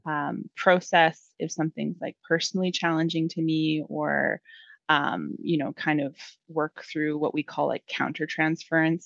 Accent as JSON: {"language": "English", "area": "Lower Mainland", "region": "British Columbia", "country": "Canada", "tie": "born or raised there", "also_born_or_lived": "Langley / Abbotsford", "said": "I have been born and raised in the lower mainland and have never left."}